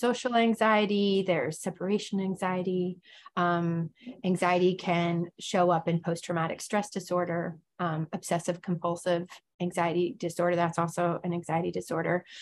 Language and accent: English; Pennsylvania, United States; moved away as an adult; also born or lived in Stockton, California; I grew up in Pennsylvania as a home missionary kid